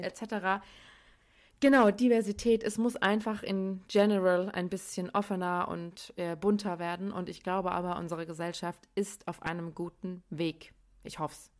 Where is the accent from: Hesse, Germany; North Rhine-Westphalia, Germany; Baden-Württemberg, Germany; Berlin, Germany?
Hesse, Germany; Darmstadt; now in Cologne, Germany; ich komme eigentlich aus Darmstadt, wohne aber in Köln